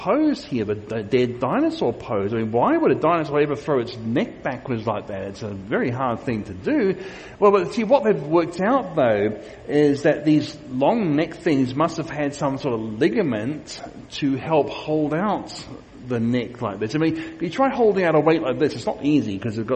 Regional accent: Queensland, Australia; these are from my home state of Australia, of Queensland in Australia

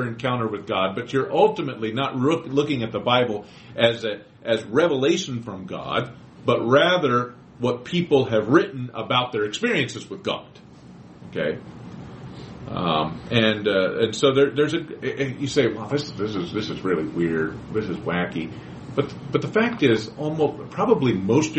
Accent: Quakertown, Pennsylvania, United States; I grew up in Quakertown. That's my hometown. It's Quakertown.

